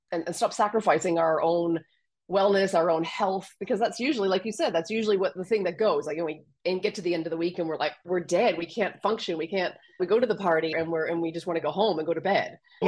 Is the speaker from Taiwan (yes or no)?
no; Canada; accent: Canadian; moved away as an adult; also born or lived in Australia; now in France; I'm Canadian, so my accent is Canadian. And I went from Canada to Australia at 26 for a month, and I stayed for 17 years.